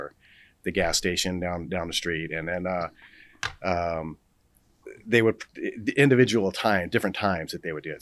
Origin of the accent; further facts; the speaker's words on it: Los Angeles, California, United States; I grew up in Los Angeles